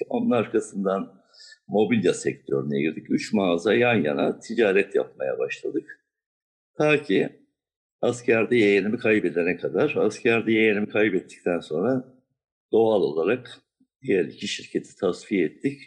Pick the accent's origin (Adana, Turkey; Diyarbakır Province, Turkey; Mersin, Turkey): Diyarbakır Province, Turkey; Diyarbakır; moved away as an adult; also born or lived in Siverek / Ankara; now in Istanbul, Turkey; Daha sonra Diyarbakır'a yerleştik. Gençliğim Diyarbakır'da geçti.